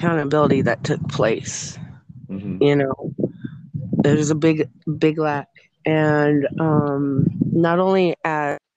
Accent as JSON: {"language": "English", "region": "South Dakota", "country": "United States", "moved": "yes", "said": "I'm from South Dakota originally"}